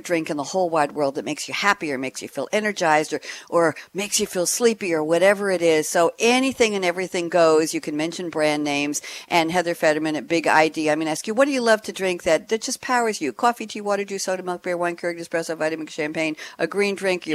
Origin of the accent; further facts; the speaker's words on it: New York, United States; moved away as an adult; also born or lived in Great Neck, Long Island; now in Durham, United States; I'm a New Yorker, born and bred, but I moved to Durham, North Carolina about 2.5 years ago